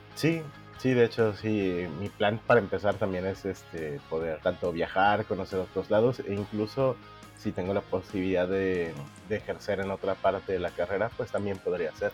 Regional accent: Mexico City, Mexico; moved away as an adult; now in Culiacán, Mexico; yo nací en la Ciudad de México, actualmente tengo 34 años

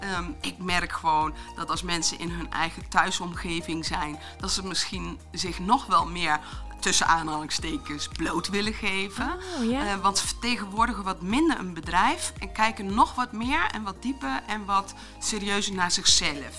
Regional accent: Achterhoek, Gelderland, Netherlands; Ik ben geboren in de Achterhoek, wat misschien ook wel te horen zal zijn

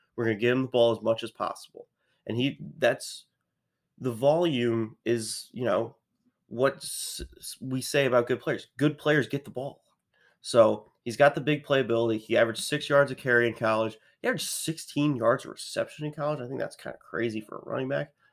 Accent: Baltimore, Maryland, United States; I'm from Baltimore area, like, just outside Baltimore

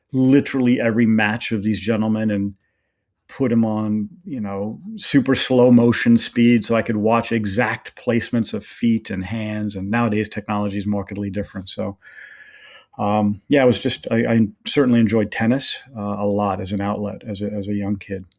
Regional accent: Redding, California, United States; I was born and raised there

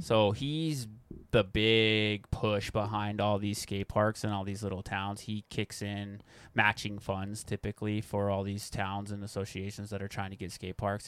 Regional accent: Corvallis, Montana, United States; also born or lived in Missoula, Montana / Big Sky, Montana / Bozeman, Montana; I grew up in the Bitterroot. I went to Corvallis High School, graduated there

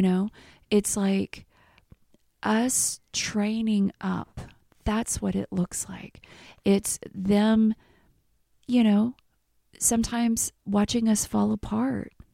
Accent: Missouri, United States; moved away as an adult; also born or lived in Texas; I'm from Missouri

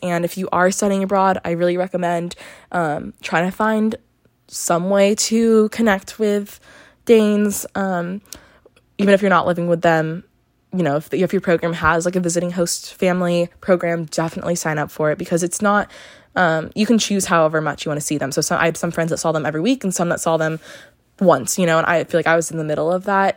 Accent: California, United States; I'm from California, so my ID has California

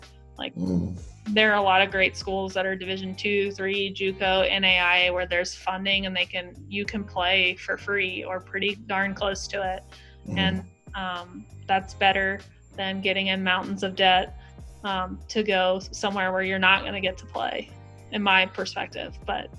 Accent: the South, United States; And I'm sure you can tell I am from the South. So I was not prepared for that kind of cold. I've never grown up in that kind of cold.

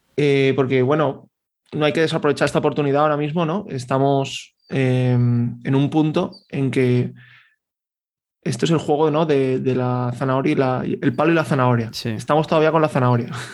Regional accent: Valencian Community, Spain; yo que soy valenciano

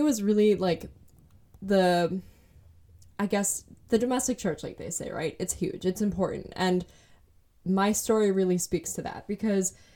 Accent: Manitowoc, Wisconsin, United States; Born and raised in Manitowoc

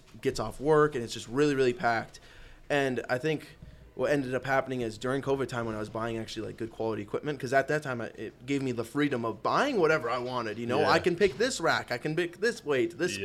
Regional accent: Minnesota, United States; I'm from Minnesota. I'm like 5 minutes from Canada. I'm way, way up north

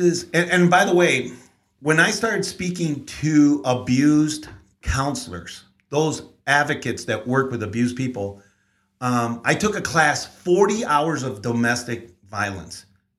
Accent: San Antonio, Texas, United States; born there; also born or lived in Mexico; So I was born in San Antonio, even though my parents moved here.

